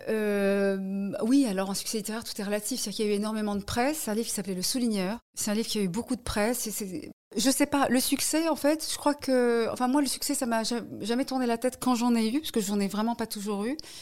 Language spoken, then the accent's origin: French; Paris, Île-de-France, France; also born or lived in United States; j'ai grandi à Paris. Euh, je n'ai pas grandi à côté de la Tour Eiffel, je précise. Donc j'ai grandi à Paris